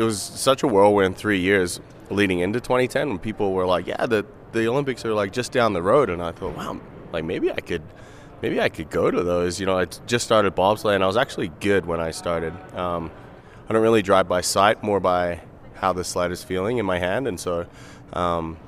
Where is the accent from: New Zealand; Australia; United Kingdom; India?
Australia; moved away as an adult; now in Canada; I was born in Australia